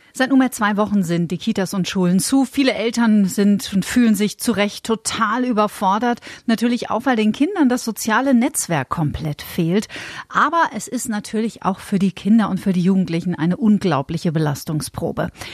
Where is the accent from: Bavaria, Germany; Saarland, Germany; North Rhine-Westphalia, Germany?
Bavaria, Germany; bei uns in Bayern